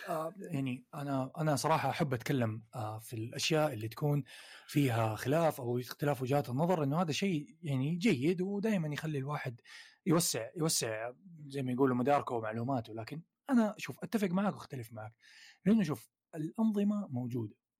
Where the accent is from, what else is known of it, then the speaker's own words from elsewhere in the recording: Saudi Arabia; عندنا في السعودية